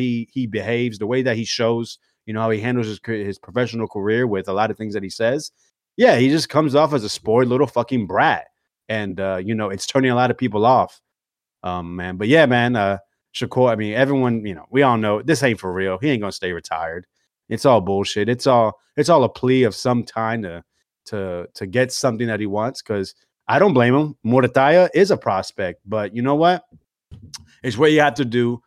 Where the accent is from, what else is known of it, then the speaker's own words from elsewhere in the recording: Florida, United States; also born or lived in New Jersey; I was born in Jersey, but I mean I'm Floridian if you ask me